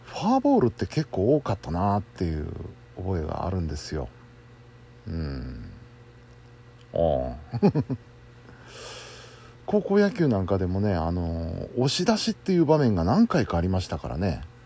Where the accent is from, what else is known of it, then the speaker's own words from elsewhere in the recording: Kansai, Japan; 盛り上がらざるを得ませんよ関西人としては